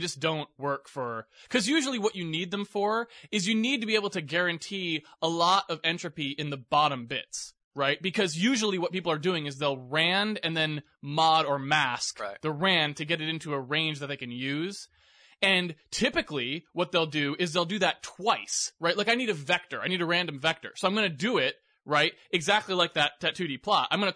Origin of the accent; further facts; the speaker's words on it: Massachusetts, United States; now in Seattle, United States; I grew up in Massachusetts